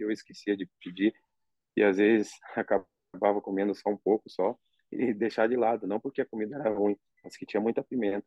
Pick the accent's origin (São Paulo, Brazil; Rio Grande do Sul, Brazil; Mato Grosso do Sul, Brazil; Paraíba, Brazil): Rio Grande do Sul, Brazil; moved away as an adult; now in Saudi Arabia; como eu sou gaúcho